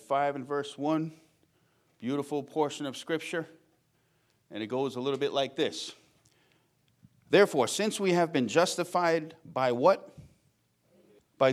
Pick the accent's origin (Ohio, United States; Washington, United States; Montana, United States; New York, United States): New York, United States; Long Island; Growing up in Long Island near the city